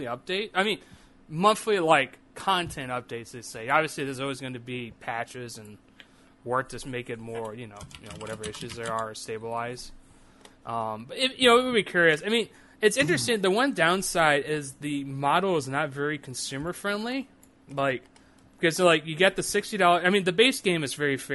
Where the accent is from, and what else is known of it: St. Louis, Missouri, United States; born or raised there